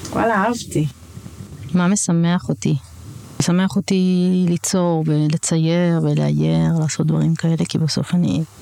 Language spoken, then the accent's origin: Hebrew; Jerusalem, Jerusalem District, Israel; אני כזה די ירושלמית, נולדתי שם, ואז ההורים שלי עברו ליישוב, להתנחלות. אני גתל"שית, אז אה, זה המקום שלי.